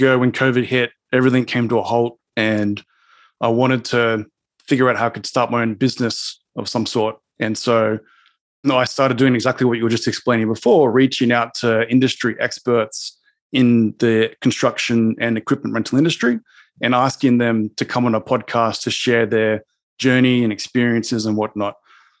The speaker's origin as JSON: {"language": "English", "town": "Sydney", "region": "New South Wales", "country": "Australia", "said": "Sydney, Australia."}